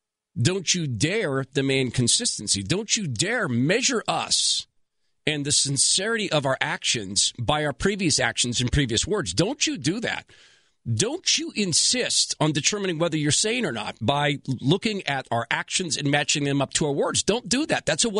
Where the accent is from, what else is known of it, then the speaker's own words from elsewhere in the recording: West Coast, United States; I'm from the West Coast. I watched them grow up and tried to warn people.